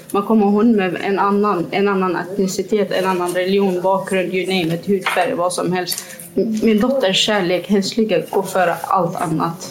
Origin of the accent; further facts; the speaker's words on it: Kirkuk, Kirkuk Governorate, Iraq; now in Gothenburg, Sweden; i Kirkuk? Där vi kommer ifrån